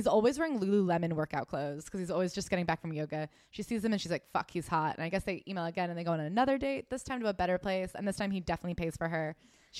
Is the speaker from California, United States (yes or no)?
yes; San Francisco, California, United States; I grew up in San Francisco, where there are plenty of Asian men to choose from.